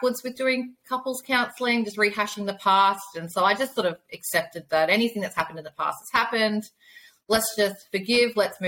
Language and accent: English; Australia; I am from Australia